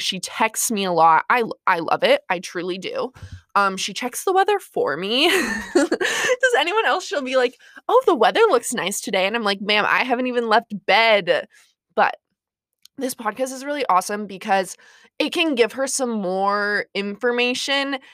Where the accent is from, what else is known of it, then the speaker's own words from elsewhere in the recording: Montana / South Dakota, United States; I am from Montana slash South Dakota